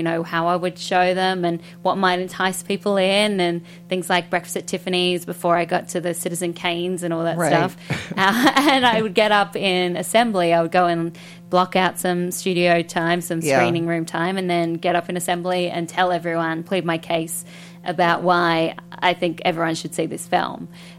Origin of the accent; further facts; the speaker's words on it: Australia; Exactly that. So we had Bill Collins, who was our Robert Osborne, who would do the late night classic film, and he would introduce all the films.